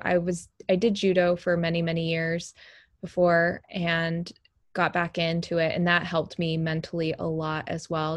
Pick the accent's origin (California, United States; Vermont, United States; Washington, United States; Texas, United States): Texas, United States; moved away; I'm from Texas originally